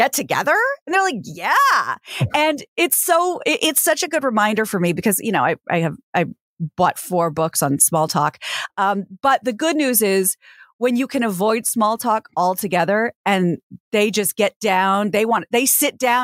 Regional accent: Kansas, United States; now in Los Angeles, United States; my home state of Kansas

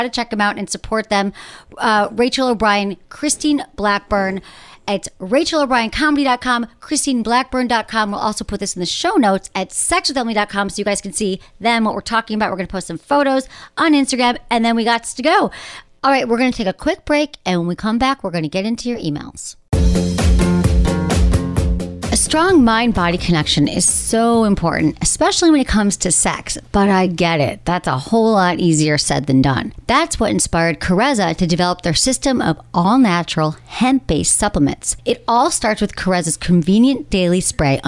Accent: Michigan, United States; I'm from Michigan

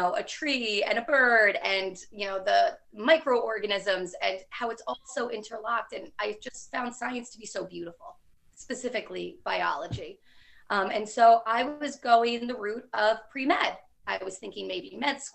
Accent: Rutherford, New Jersey, United States; I grew up in Rutherford, New Jersey, which had some really great schools

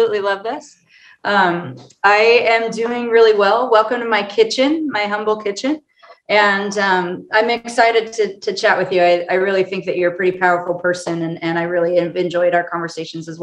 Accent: Orange County, California, United States; moved away as an adult; also born or lived in Colorado; I'm from Orange County, California

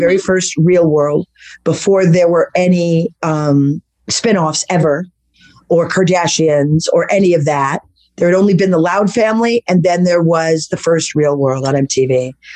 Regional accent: Manhattan Beach, California, United States; accent: Brooklyn; also born or lived in Los Angeles / France / Greece / Italy; growing up in Beverly Hills and then in Manhattan Beach on the beach.

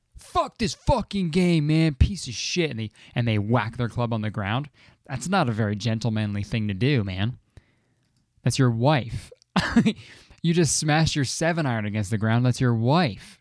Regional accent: Canada; I'm Canadian

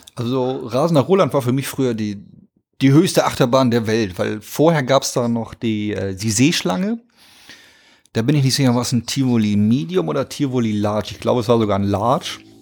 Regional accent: Hamburg, Germany; Also ich bin in Hamburg groß geworden, wohne auch immer noch in Hamburg

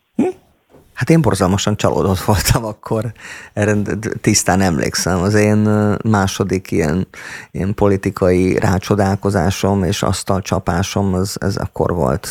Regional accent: Szombathely, Vas, Hungary; moved away as an adult; also born or lived in Budapest; now in Martonvásár, Hungary; egy lakótelepen nőttem fel most az éppen aktuális producertársammal, a Kovács Tibivel

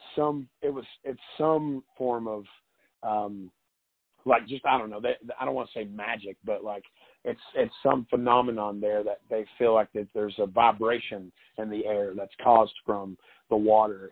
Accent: East Tennessee, United States; growing up in East Tennessee, my grandparents, uh, my granddaddy watched westerns

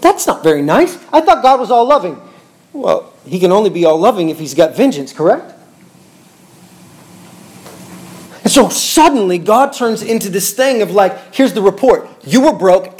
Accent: Bartlesville, Oklahoma, United States; I was born in Bartlesville, Oklahoma.

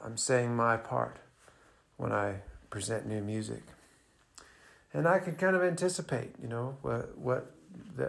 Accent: Montana, United States; growing up in Montana, we don't have any music industry in Montana

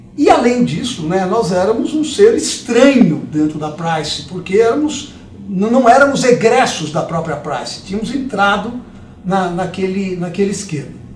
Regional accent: São Paulo, Brazil; also born or lived in Dois Córregos / Jaú; Eu nasci aqui em São Paulo, mas depois a carreira de promotor, ele passa por diversas cidades do interior antes de voltar para a capital. Uhum. Então nós acabamos morando em Dois Córregos, Jaú, até chegar em São Paulo de novo. E aqui em São Paulo, eu estudei muito tempo

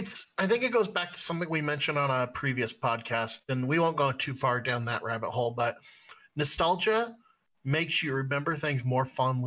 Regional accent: West Coast, United States; I'm from the West Coast

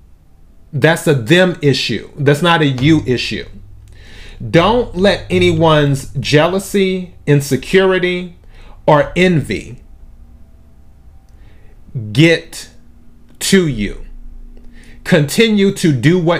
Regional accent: United States; I was born in the United States

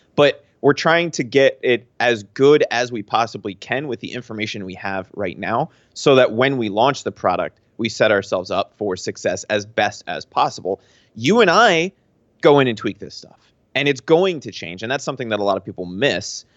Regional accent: Pennsylvania, United States; moved away; I'm from Pennsylvania

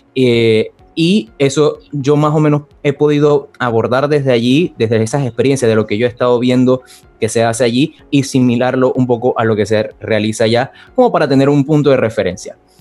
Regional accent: Panama; En el 2011 llegué al provincial de Panamá

